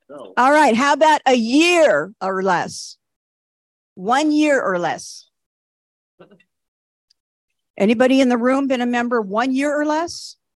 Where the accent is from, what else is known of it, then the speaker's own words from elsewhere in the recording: Richmond, Texas, United States; And again … from Richmond, Texas.